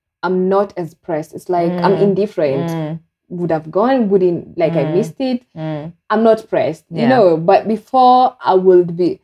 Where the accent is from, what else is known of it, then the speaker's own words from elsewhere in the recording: Kenya; Being a Kenyan